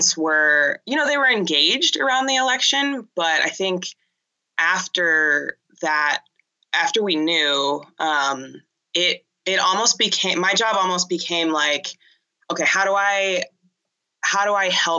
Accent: Pasadena, California, United States; also born or lived in Boston; I grew up in Pasadena and went to a Catholic school in Pasadena

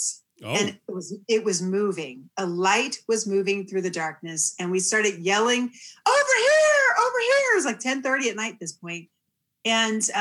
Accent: Cape May, New Jersey, United States; I grew up in South Jersey, Cape May, New Jersey, from junior high and high school

